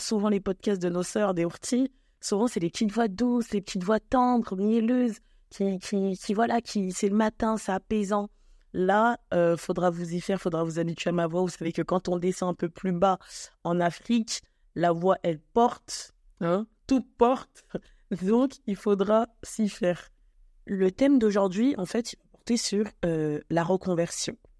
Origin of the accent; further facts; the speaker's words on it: France; also born or lived in Cameroon (ancestry) / Congo (ancestry); je suis née en France, je suis d'origine camerounaise et congolaise.